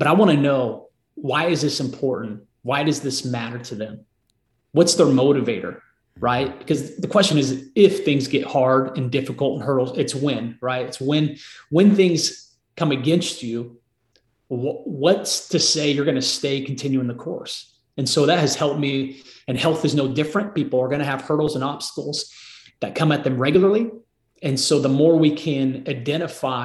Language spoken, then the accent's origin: English; Marysville, United States; moved away as an adult; now in Nashville, United States; My wife and I both were born and raised in Marysville.